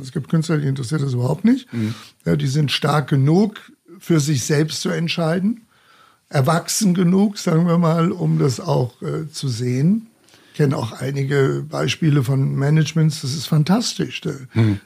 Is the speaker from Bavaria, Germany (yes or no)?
yes; Munich, Bavaria, Germany; ich bin gebürtiger Münchner, von daher gesehen bin ich auch äh, mit Löwenbräu oder mit Shaw oder mit dem Augustiner groß geworden